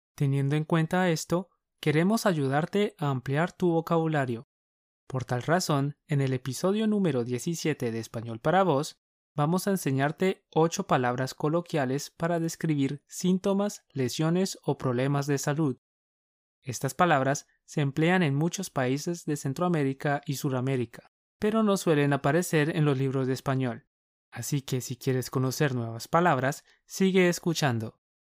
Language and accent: Spanish; Colombia; Somos dos profes colombianos